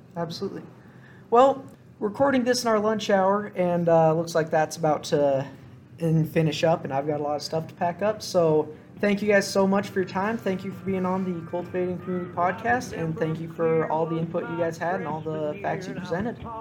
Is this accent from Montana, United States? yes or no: yes; Gallatin County, Montana, United States; we're from the Gallatin County